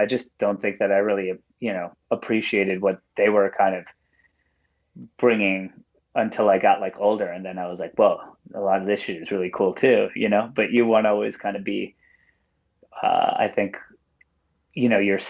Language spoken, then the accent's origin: English; Wantagh, New York, United States; moved away as an adult; also born or lived in Mineola, New York / Jersey Shore; now in Brooklyn, United States; I'm from Wantagh, born and raised there. Lived there for the first, 19 or so years of my life before I moved to Brooklyn. And now I reside in Brooklyn and the Jersey Shore.